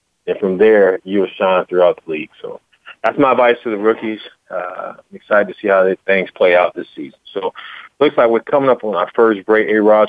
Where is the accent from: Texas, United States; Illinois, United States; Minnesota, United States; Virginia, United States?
Virginia, United States; moved away; I'm originally from Virginia